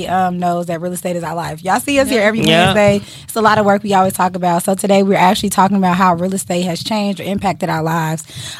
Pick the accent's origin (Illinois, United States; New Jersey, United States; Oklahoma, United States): Illinois, United States; Chicago; I'm from Chicago. It's in me. It's on me. It's the reason I am the way I am.